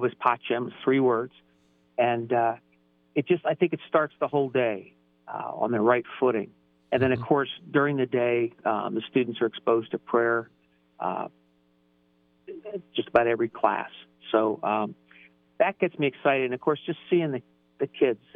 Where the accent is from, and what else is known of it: Columbus, Ohio, United States; born or raised there; also born or lived in Baltimore, Maryland / Long Island, New York